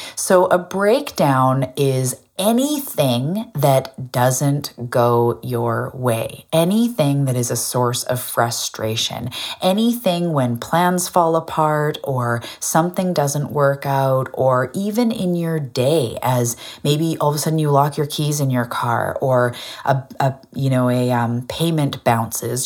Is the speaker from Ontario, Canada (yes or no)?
no; Vancouver Island, west coast of Canada, British Columbia, Canada; I'm also a Canadian from the west coast of Canada on an island called Vancouver